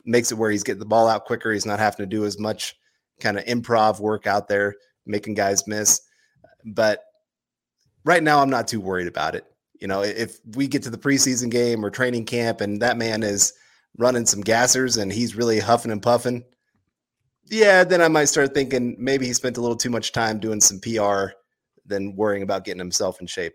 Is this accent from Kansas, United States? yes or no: yes; Kansas, United States; Us Kansas people